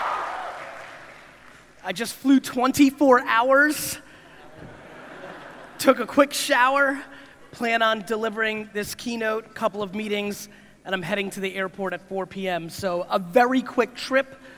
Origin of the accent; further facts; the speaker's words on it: United States; also born or lived in Soviet Union / New Jersey; I was born in the Soviet Union in 1975, a little ways ago. I came to America when I was 3 years old.